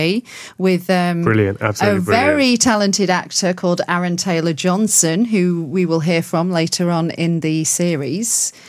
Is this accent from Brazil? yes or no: no; United Kingdom; being a Brit, you know, where I'm used to concrete a lot.